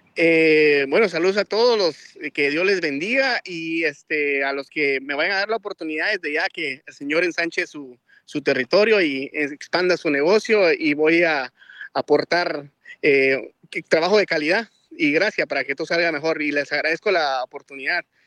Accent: Guatemala; also born or lived in Miami, Florida; now in South Carolina, United States; soy de Guatemala. Tenemos más de 20 años acá en Estados Unidos

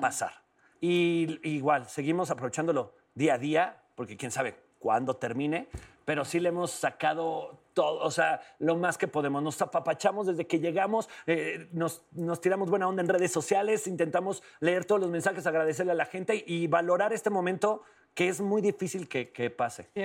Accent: León, Guanajuato, Mexico; yo soy de León, Guanajuato

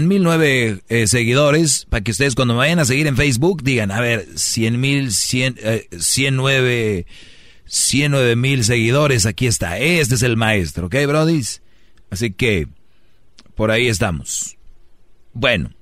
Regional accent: Mexico; moved away; todos somos paisanos y somos de México

